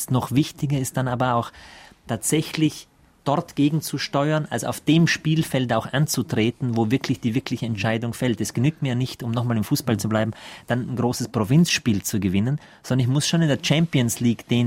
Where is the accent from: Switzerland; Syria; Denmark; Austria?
Austria; also born or lived in Germany; Das darf ich als Österreicher noch mitsagen, der hier